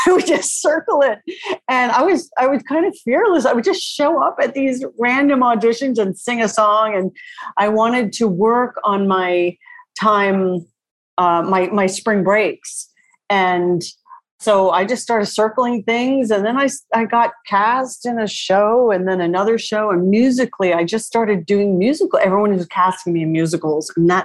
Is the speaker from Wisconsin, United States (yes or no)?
no; Long Island, New York, United States; I grew up on Long Island